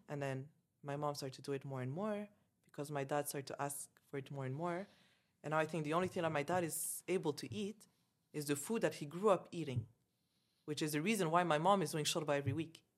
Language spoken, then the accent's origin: English; Canada; moved away as an adult; also born or lived in Dubai; I grew up in Canada, like, I never lived in Algeria